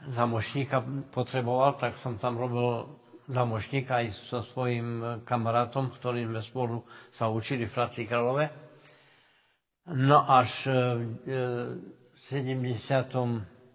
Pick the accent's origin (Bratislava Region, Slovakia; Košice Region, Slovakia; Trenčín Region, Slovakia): Košice Region, Slovakia; Slovinky; narodil som sa v Slovinkách, celý život eh, žijem v Slovinkách